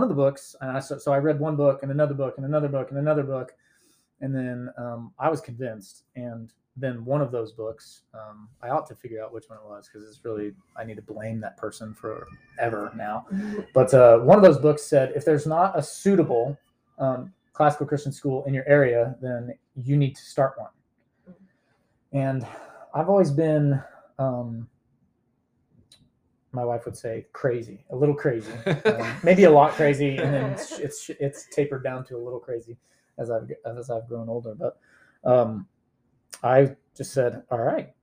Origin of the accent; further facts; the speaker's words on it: Independence, Missouri, United States; also born or lived in Atlanta, Georgia / Lee's Summit, Missouri; now in Greenwood, United States; I grew up in Independence, Missouri, and then spent 5 years in Atlanta and then came back to Kansas City, lived in Lee Summit, went to Lee Summit West High School